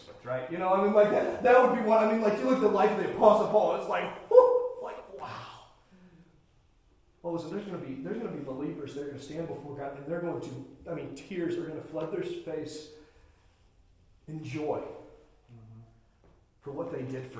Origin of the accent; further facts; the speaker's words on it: Indiana, United States; Growing up in Indiana